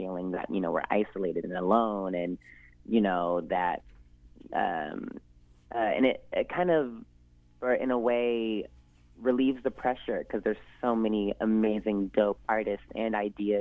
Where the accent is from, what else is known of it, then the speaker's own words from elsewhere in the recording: Seattle, Washington, United States; I am someone who's born and raised in Washington